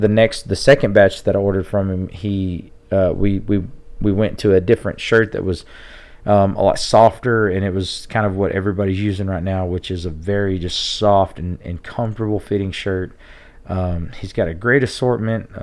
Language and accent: English; Tulia, Texas, United States; my hometown